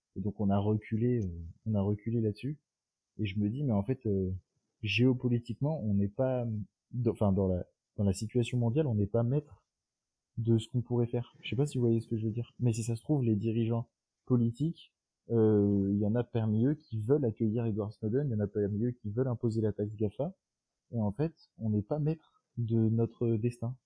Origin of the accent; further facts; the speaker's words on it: France; en France notre culture politique